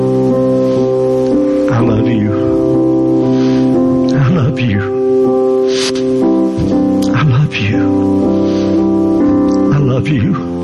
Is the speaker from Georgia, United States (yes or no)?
yes; Georgia, United States; also born or lived in Atlanta area; I'm from Georgia